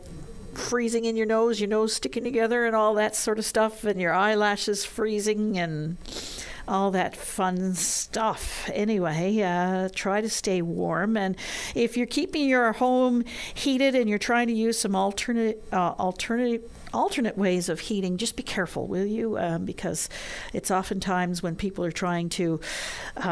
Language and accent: English; Montreal, Quebec, Canada; now in St. John's, Canada; I grew up in Montreal, where it also gets bitterly cold.